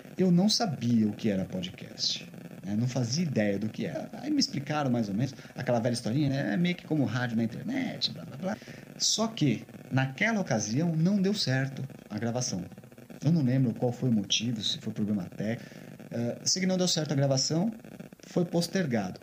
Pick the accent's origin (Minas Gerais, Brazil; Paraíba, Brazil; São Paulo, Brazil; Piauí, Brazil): São Paulo, Brazil; os dois somos de São Paulo.